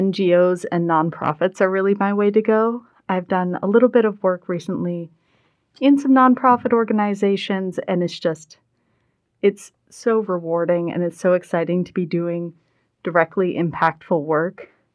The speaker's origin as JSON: {"language": "English", "town": "Westport", "region": "Massachusetts", "country": "United States", "also_born_or_lived": "Rhode Island / Illinois / Vermont", "said": "I am from Westport, Massachusetts, but I've also lived in Rhode Island, Illinois, Vermont, etc."}